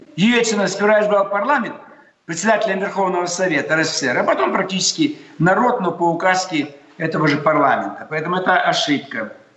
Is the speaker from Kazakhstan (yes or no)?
yes; southern Kazakhstan, Kazakhstan; now in Russia; Я сам из Казахстана